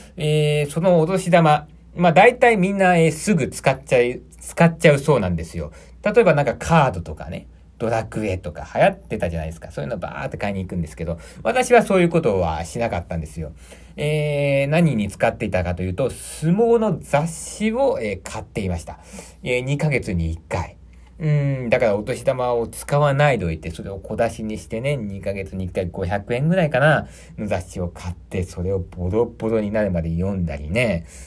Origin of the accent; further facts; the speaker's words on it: Aichi, Japan; 私、愛知県出身